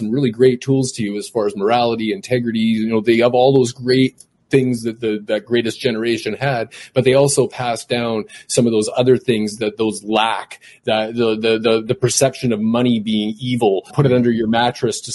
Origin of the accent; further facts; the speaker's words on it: Canada; I was born up here in Canada